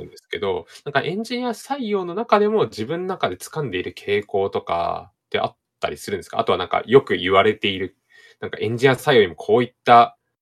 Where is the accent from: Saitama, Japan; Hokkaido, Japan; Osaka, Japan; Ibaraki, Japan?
Hokkaido, Japan; 私北海道出身なんですけど、田舎でね